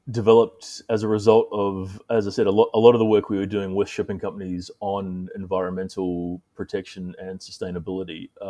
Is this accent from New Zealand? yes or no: yes; New Zealand; also born or lived in Singapore / Greece; now in United States; Um, I'm originally from New Zealand, um, although I've lived uh, for a large part of my life in Singapore uh, and more recently Greece, and now I'm in the United States.